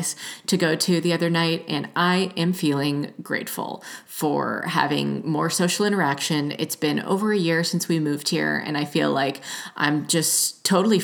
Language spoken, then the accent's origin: English; Georgia, United States; moved away as an adult; also born or lived in Los Angeles; now in Oregon, United States; growing up in Georgia